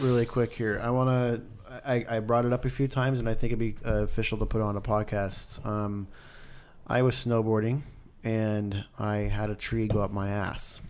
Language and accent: English; Idaho, United States; moved away; I grew up in Idaho